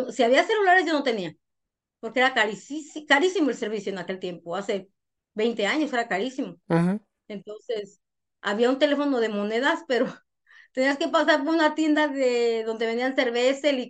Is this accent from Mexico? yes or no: no; Honduras; yo no creo que me vine de Honduras por, por buena